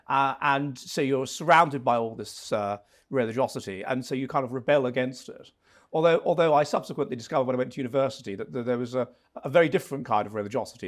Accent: Wimbledon, London, United Kingdom; moved away as an adult; now in Finland; Originally from, um, Wimbledon, um, so j, sort of the su, area around there

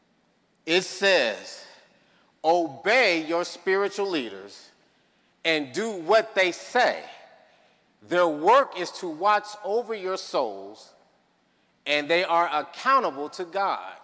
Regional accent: Chicago, Illinois, United States; moved away; my hometown, Chicago

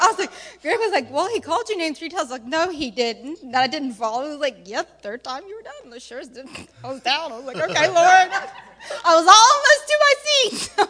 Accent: Johannesburg, Gauteng, South Africa; South Africa.

